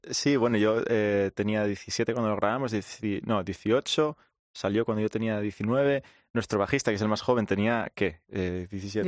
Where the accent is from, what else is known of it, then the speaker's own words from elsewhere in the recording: Asturias, Spain; somos cinco chavales de Asturias